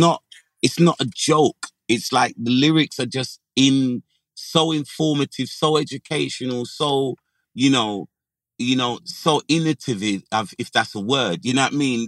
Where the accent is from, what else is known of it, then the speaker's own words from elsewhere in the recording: London, United Kingdom; also born or lived in Dulwich; the majority of my childhood was in Brixton